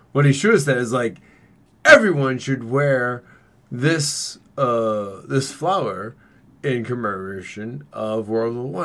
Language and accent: English; Boston, Massachusetts, United States; I'm from Boston and everyone else is stupid.